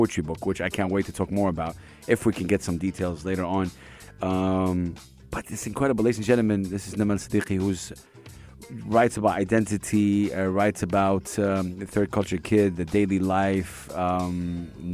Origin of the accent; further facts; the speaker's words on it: Saudi Arabia; now in United Arab Emirates; I'm from Saudi Arabia, and I, you know, from the Arab region